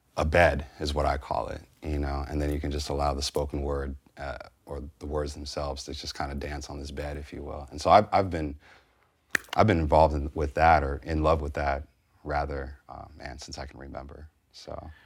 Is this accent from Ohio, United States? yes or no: no; San Francisco Bay Area, California, United States; growing up in San Francisco Bay Area in the, you know, eighties and er, nineties